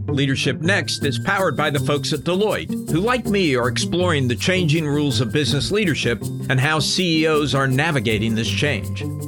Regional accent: Tennessee, United States; I grew up in Tennessee

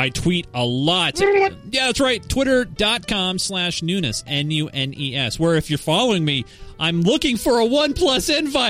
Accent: Netherlands; English is a second language; I'm from the Netherlands, as you could probably tell by my English.

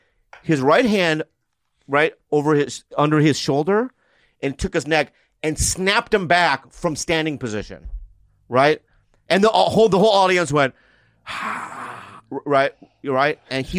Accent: San Diego, California, United States; So I'm from San Diego.

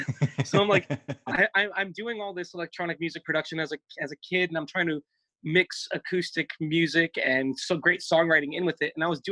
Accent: New Jersey, United States; I grew up in the wonderful state of New Jersey.

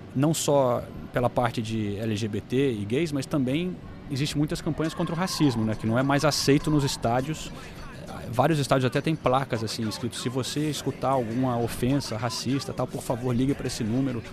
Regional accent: London, United Kingdom; Eu cresci aqui no norte de Londres

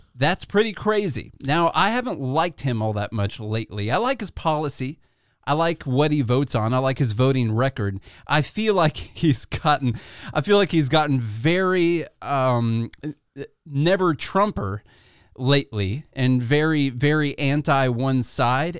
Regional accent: Illinois, United States; now in Tennessee, United States; we come from Illinois

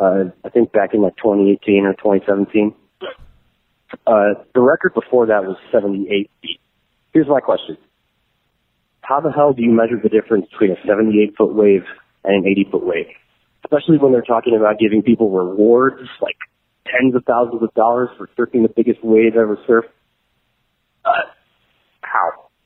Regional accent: Chicago, Illinois, United States; Hi, Jesse. … I'm from Chicago.

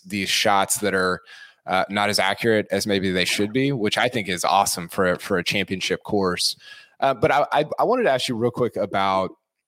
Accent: Oklahoma, United States; I'm originally from Oklahoma and now live 4 or 5 hours away from Tulsa.

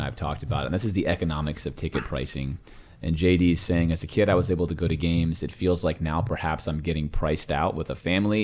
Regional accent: Miami, Florida, United States; Growing up in Miami

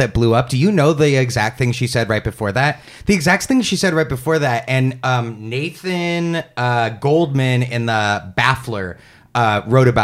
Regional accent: United States; as an American Jew, a white Jew, a diaspora Jew

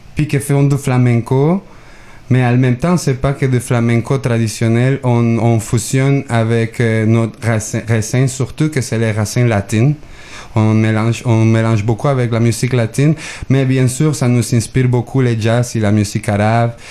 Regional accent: Mexico; moved away; je viens de Mexique.

